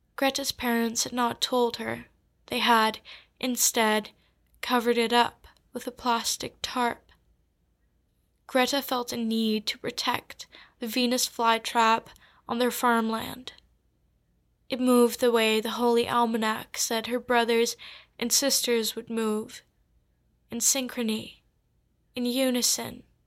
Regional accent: Curaçao; moved away; I am from Curacao, which is a small island off the coast of Venezuela.

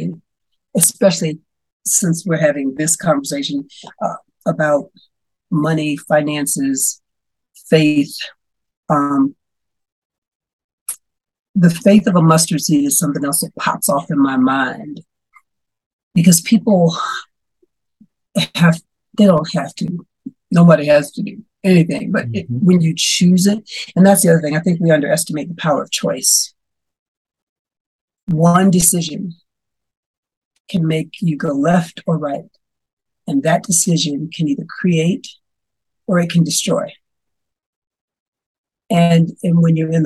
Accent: the South, United States; I grew up in the South

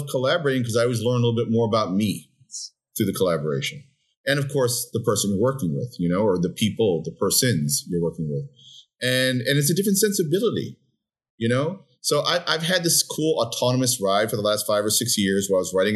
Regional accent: New York City, New York, United States; also born or lived in Brooklyn, New York; I grew up in the Upper West Side of Manhattan, moved to Brooklyn about 25 years ago

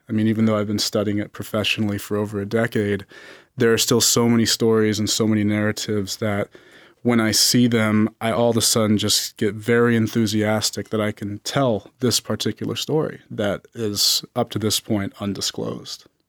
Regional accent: Las Vegas, Nevada, United States; I was born and raised in Las Vegas

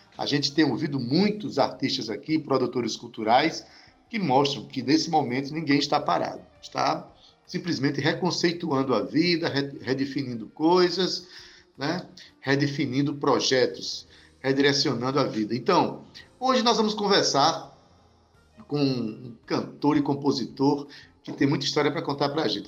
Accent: Northeast Region, Brazil; a gente é nordestino e feliz por isso

